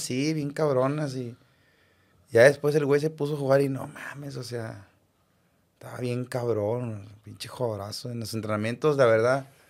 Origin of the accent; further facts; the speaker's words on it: Monterrey, Nuevo León, Mexico; yo como rayado y como regio y como de barrio